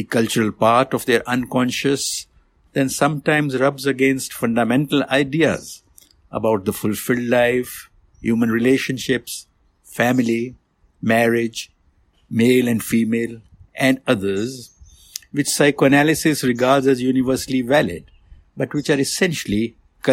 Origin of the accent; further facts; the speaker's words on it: India; moved away; I was born and raised in India